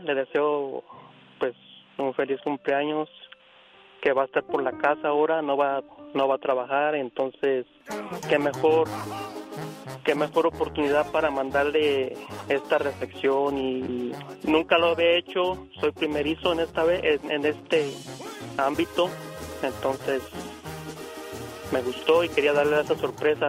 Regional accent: Jalisco, Mexico; nosotros somos de Jalisco

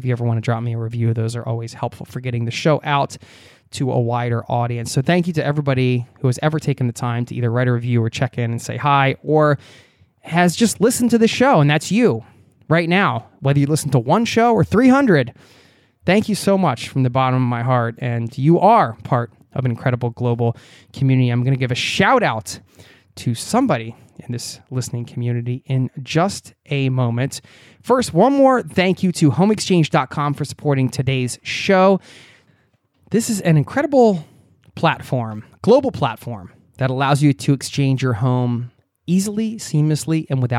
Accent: New York City, New York, United States; I was born in New York City and have lived most of my life in the New York area.

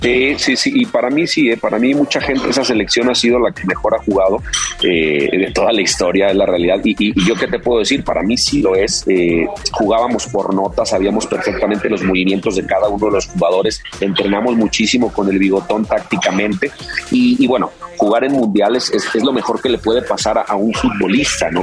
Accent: León, Guanajuato, Mexico; Yo soy de León

